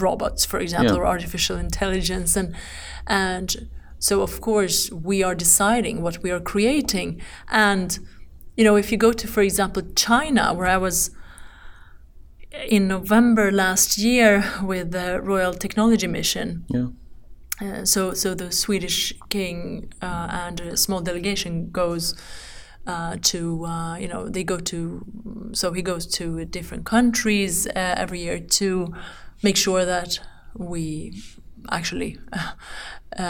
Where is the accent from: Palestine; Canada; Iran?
Iran; now in Sweden; my home country, Iran